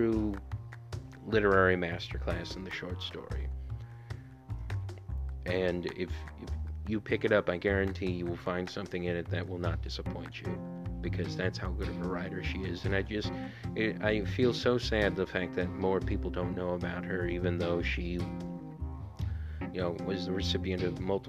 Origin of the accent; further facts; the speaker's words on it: Honduras; my home country of Honduras